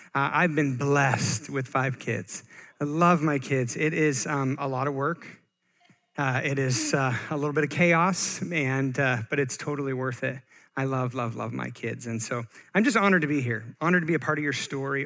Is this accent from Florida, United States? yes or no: no; Bend, Oregon, United States; also born or lived in Eugene, Oregon; I am born and raised Oregonian